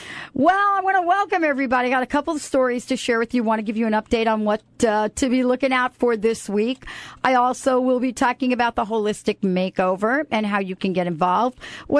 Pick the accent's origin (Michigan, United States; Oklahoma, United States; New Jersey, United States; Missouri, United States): New Jersey, United States; moved away; also born or lived in Bronx, New York; when you grow up on the East Coast like I did, and I grew up in New Jersey.